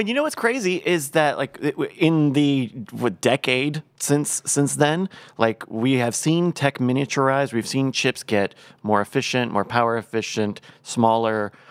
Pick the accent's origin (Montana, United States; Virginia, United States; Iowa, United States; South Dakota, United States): Virginia, United States; I grew up in Virginia, where it is entirely Anheuser-Busch country